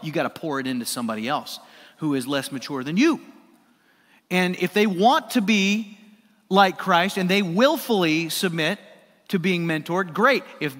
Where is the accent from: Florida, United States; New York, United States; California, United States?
California, United States; Everybody knows I came from California